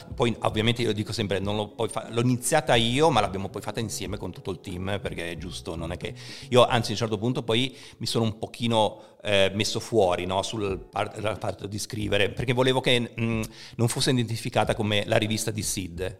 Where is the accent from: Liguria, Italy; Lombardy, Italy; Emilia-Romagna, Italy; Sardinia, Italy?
Liguria, Italy; Genoa; io all'epoca non abitavo neanche proprio in città a Genova, ma i miei si erano trasferiti in collina